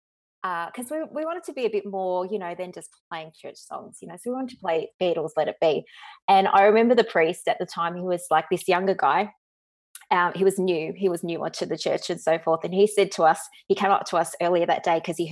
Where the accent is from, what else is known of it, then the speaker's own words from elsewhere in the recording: Dandenong, Victoria, Australia; I'm a Dandenong chick, so as my husband would call me, a bit of a rat bag. So I come from the Dandenong